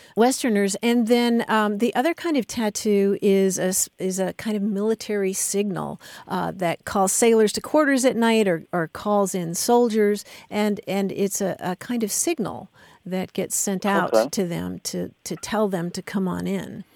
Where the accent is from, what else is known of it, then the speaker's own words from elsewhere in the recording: Kentucky, United States; I grew up in Kentucky where the state religion is basketball